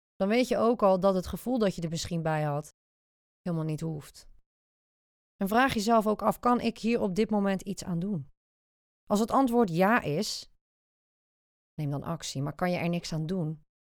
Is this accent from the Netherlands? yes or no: yes; Zeeland, Netherlands; now in The Hague, Netherlands; ik kom oorspronkelijk uit Zeeland, dus de zeeuw is eigenlijk nooit uit me gegaan